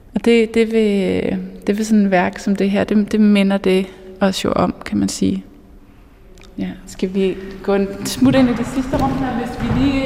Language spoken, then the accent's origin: Danish; Mols Bjerge, Central Denmark Region, Denmark; jeg er vokset op i Molsbjerg